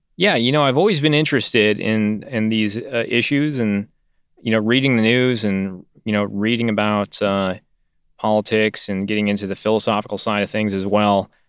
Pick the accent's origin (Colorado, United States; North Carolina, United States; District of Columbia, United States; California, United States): California, United States; Northern; I grew up in Northern California